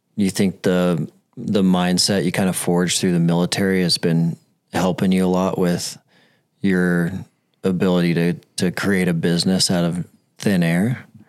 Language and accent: English; Billings, Montana, United States; I'm from Billings. I grew up in Billings, and no one wants to move to Billings.